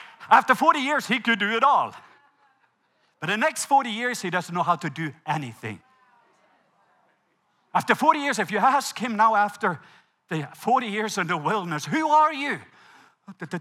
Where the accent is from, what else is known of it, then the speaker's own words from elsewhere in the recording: Norway; English is a second language; moved away; I'm Norwegian. English is my second language